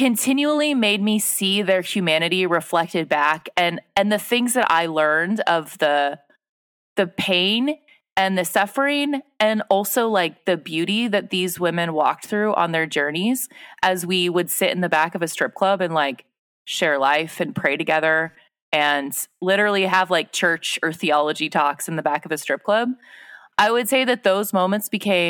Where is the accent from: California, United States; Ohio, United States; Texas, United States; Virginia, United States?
California, United States; Pleasanton; moved away as an adult; also born or lived in Los Angeles, California; now in Sioux Falls, United States; I grew up near in Northern California in a town called Pleasanton.